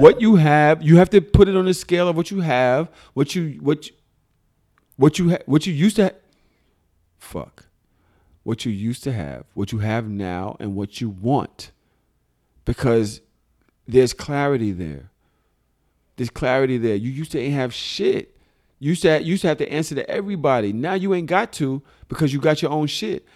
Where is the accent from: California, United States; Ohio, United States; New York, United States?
New York, United States; New York City; I'm a Pisces from Brooklyn.